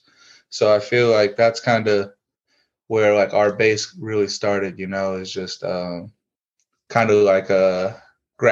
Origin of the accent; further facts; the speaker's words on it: Fremont, Ohio, United States; We're a couple of small town kids. Our town, we're from Fremont, Ohio